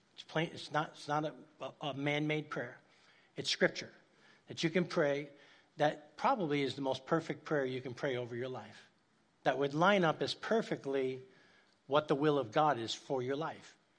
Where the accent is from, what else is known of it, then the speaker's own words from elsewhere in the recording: New York City, New York, United States; moved away; I grew up in Spanish Harlem, uh, in New York City, uptown Manhattan, very dangerous place